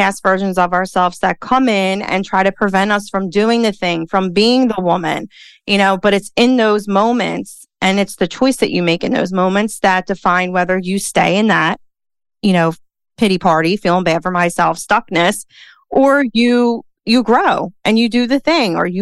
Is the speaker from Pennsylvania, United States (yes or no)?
yes; Philadelphia, Pennsylvania, United States; accent: Philly; Dana and I, we're both from Philly. I love our accent